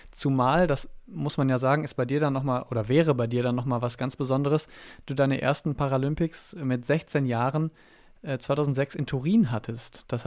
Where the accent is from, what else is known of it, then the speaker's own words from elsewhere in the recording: Cologne, North Rhine-Westphalia, Germany; Und als Kölner